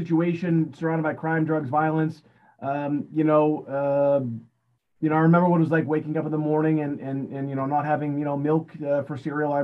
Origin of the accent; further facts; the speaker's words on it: Beverly, Massachusetts, United States; I grew up right here in Beverly, Massachusetts